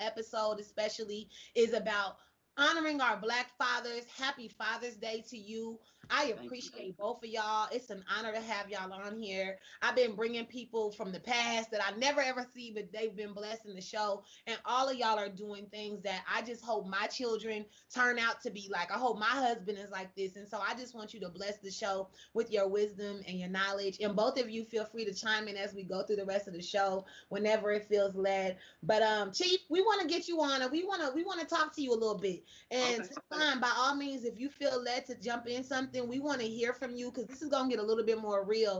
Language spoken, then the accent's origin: English; Kansas City, United States; I'm from Kansas City too